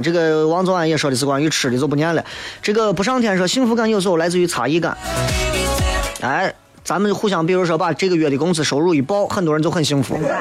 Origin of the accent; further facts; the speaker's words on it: Shaanxi, China; accent: Shaanxi dialect; 因为我说陕西话他们也听不懂，他们说啥我也听不懂。回来之后立刻就觉得呀，能够讲自己的乡音太棒了